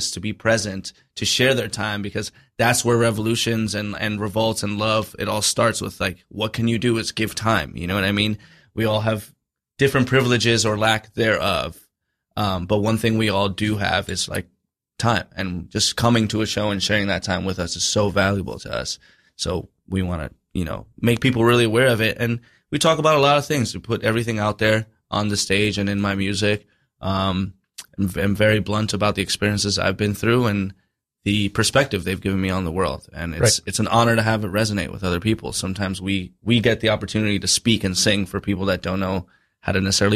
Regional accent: United States; I have an American passport. I don't have a Dominican one. You know, I'm a first generation

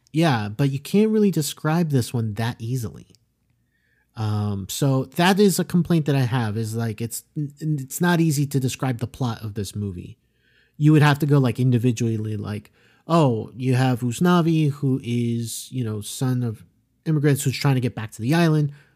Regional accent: South Florida, United States; growing up in South Florida because, yeah, like, we know a bunch of Hispanic people

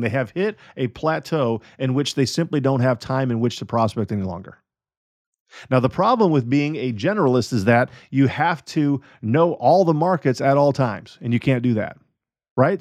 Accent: United States; I am an American citizen

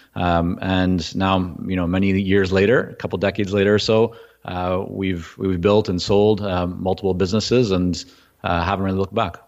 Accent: Vancouver, British Columbia, Canada; English is a second language; also born or lived in Toronto, Canada / Israel; at about six and a half, I landed in Vancouver, didn't speak English

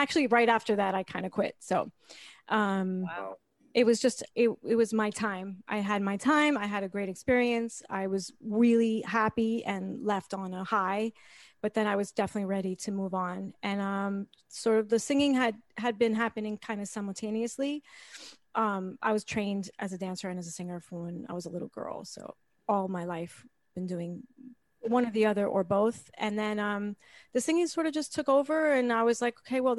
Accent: New York City, New York, United States; I'm from 66th Street, West End Avenue. I am the daughter of a Puerto Rican opera singer at the Met and a ballerina at New York City Ballet.

